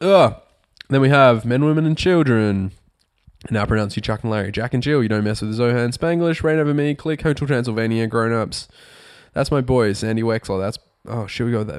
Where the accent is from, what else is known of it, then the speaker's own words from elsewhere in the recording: Australia; Growing up in Australia